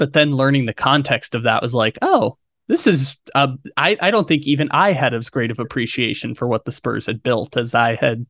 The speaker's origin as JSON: {"language": "English", "town": "San Diego", "region": "California", "country": "United States", "tie": "born or raised there", "lives_now": "Sacramento, United States", "said": "I grew up in San Diego"}